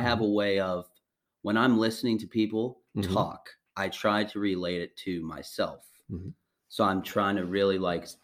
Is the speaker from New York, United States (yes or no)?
no; Wheeling, West Virginia, United States; we grew up in Wheeling.